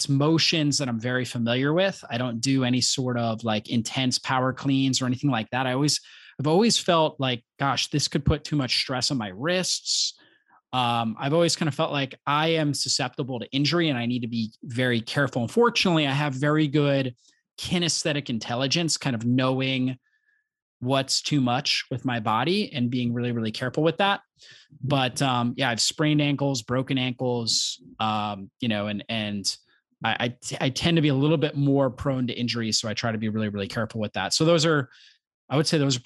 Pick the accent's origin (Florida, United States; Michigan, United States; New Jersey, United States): Florida, United States; I grew up in Florida